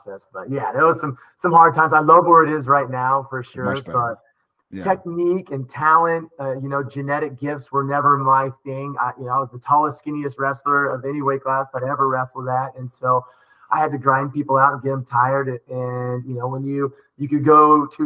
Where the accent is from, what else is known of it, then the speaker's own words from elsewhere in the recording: Redding, California, United States; I'm from Redding, California